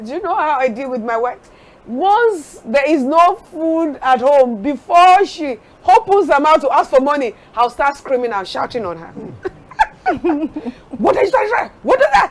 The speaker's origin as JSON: {"language": "English", "region": "Ekiti", "country": "Nigeria", "also_born_or_lived": "Delta State", "said": "originally Yoruba, even from Ekiti Papa. Before I became a Delta"}